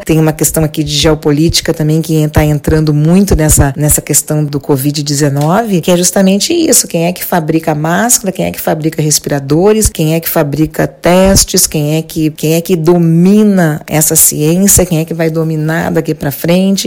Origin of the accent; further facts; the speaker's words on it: Rio de Janeiro, Brazil; eu sou do Rio